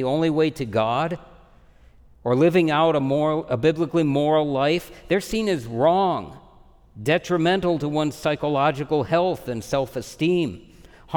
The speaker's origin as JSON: {"language": "English", "country": "United States", "said": "I'm an American"}